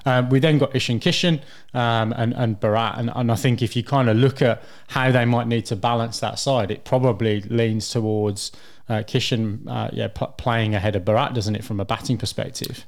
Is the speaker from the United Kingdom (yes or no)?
yes; England, United Kingdom; as an Englishman